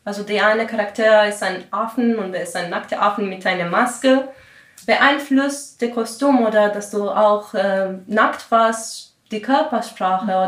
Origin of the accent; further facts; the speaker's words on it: Greece; first language Greek; German is a second language; meine Muttersprache ist die griechische Sprache und ich muss jetzt alles auf Deutsch machen oder auf dem Englischen.